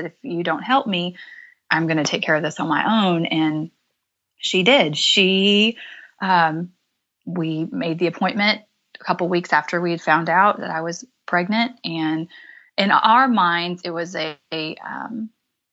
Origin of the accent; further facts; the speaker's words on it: Midwest, United States; I was raised in the Midwest, had awesome, loving parents